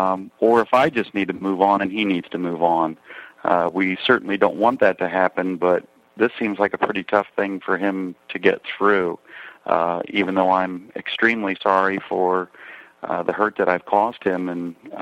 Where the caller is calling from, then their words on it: Tampa, Florida, United States; I'm calling from Tampa, Florida. I'm a 42-year-old gay man